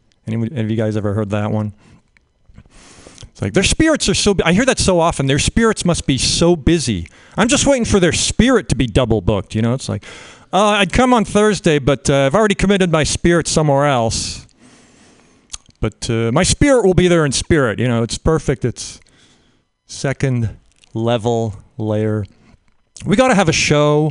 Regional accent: Canada; now in United States; I'm a Canadian. Grew up in Canada

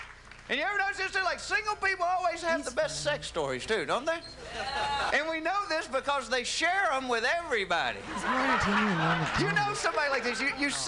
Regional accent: the South, United States; accent: Southern; That is the truth. I am from the South. Anybody else from the South?

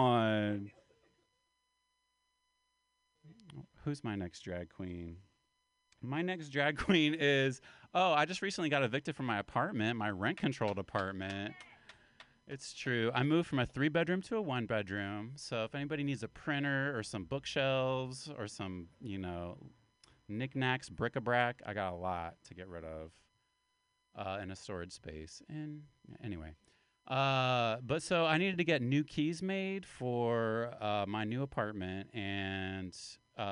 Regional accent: West Virginia, United States; accent: Appalachian; where my home part of town is West Virginia. I'm an Appalachian man. And that's why I talk like this, like a big old redneck, like a hillbilly.

